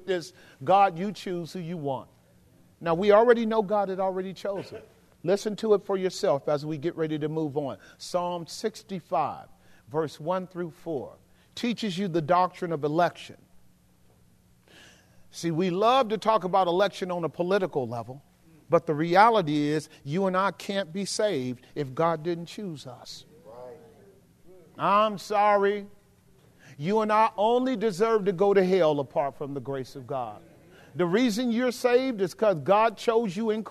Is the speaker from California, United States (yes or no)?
yes; Oakland, California, United States; also born or lived in Texas; growing up in West Oakland